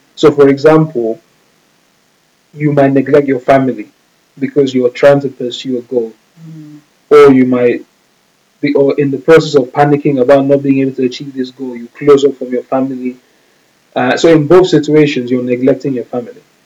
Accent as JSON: {"language": "English", "country": "Nigeria", "said": "we're Nigerian"}